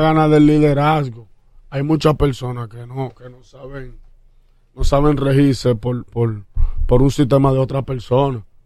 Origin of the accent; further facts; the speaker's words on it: Santo Domingo Este, Distrito Nacional, Dominican Republic; Y Catanga queda al lado del barrio Puerto Rico donde yo nací